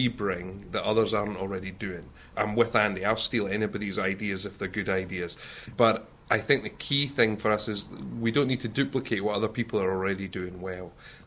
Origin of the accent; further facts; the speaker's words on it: Stirling, Scotland, United Kingdom; moved away as an adult; also born or lived in Aberdeen; now in Edinburgh, United Kingdom; I'm not from here. I grew up in Stirling. I've been in Aberdeen for the last 10 years.